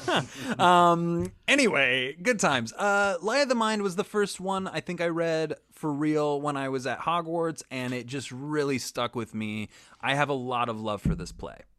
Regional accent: Kansas, United States; I'm from Kansas

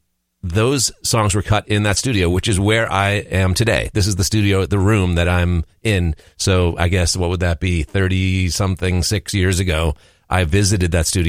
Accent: Newton, Massachusetts, United States; moved away; also born or lived in Minneapolis / Minnesota; I'm from Newton, Mass.

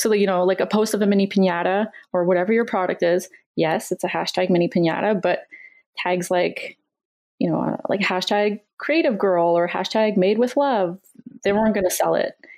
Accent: Canada; I'm Canadian

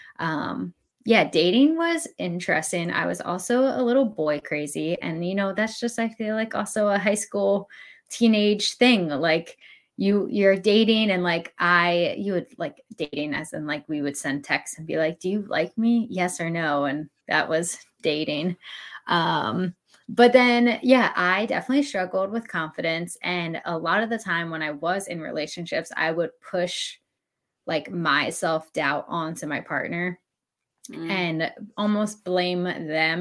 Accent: Pennsylvania, United States; now in the South, United States; I actually grew up in Pennsylvania

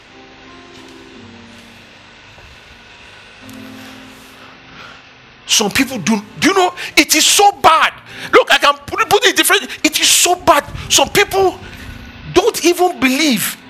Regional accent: Nigeria; I am Nigerian

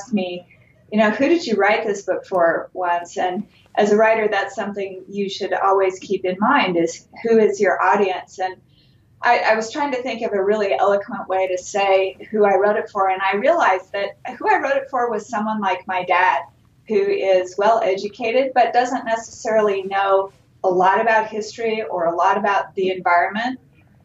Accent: Mesa, Arizona, United States; moved away as an adult; now in Ogden, United States; I actually grew up in Mesa

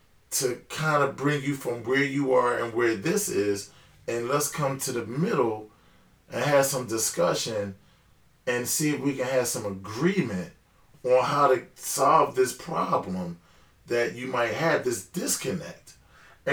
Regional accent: United States; I'm the American boy

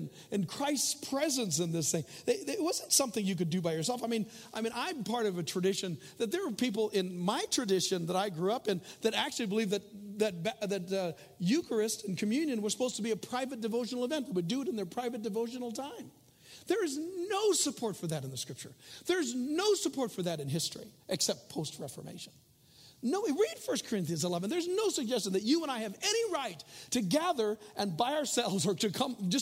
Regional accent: United States; we are Americans, and I'm glad I'm an American

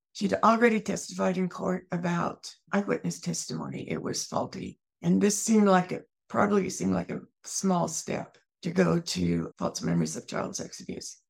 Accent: Eastern Washington, United States; also born or lived in Germany; I grew up in Eastern Washington.

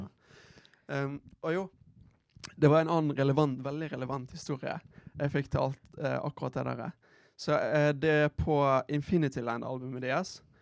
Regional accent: Bergen, Vestland, Norway; jeg, har en frisør eh, hjemme i Bergen

